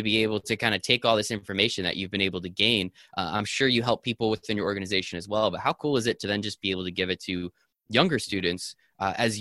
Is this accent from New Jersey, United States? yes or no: yes; New Jersey, United States; I'm just from New Jersey